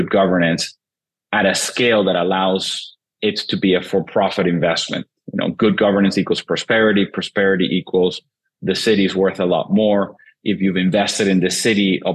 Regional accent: Venezuela; moved away; born and raised in Venezuela originally

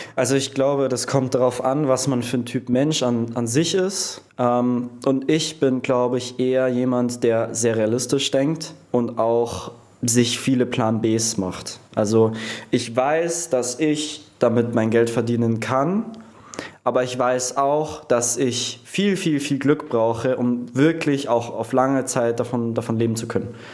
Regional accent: Prien am Chiemsee, Bavaria, Germany; also born or lived in Munich; bei meinem Ort, wo ich aufgewachsen bin, in Prien

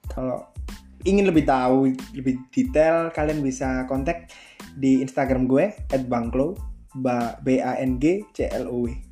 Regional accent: Malang, East Java, Indonesia; Gue kelahiran Malang tahun 22 Juli tahun 2000. Gue asli Malang

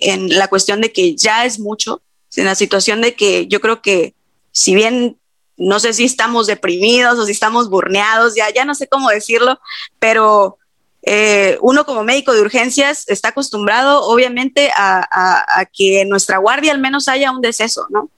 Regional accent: Mexico; como buenos mexicanos

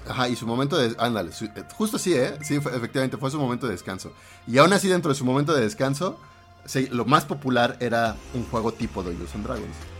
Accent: Mexico; Casi no como picante. Soy muy antimexicano en ese sentido

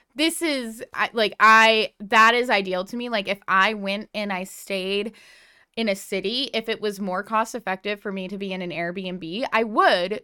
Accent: New England, United States; born or raised there

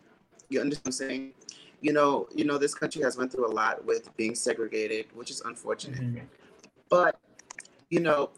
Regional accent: Texas, United States; I was bullied in school. I was bullied in growing up in Texas. I was called fat or gay, you know, but it never changed my kind heart.

